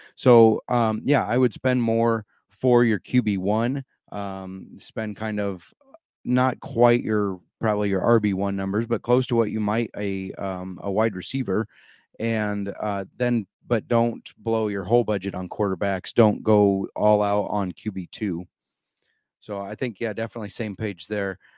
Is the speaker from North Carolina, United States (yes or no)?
no; Iowa, United States; in my home state of iowa